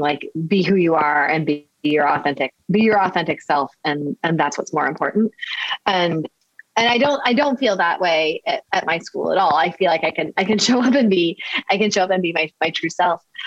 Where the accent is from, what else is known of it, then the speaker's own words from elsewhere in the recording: Midwest, United States; moved away as an adult; also born or lived in Florida; now in Baltimore, United States; I'm a I'm a Midwesterner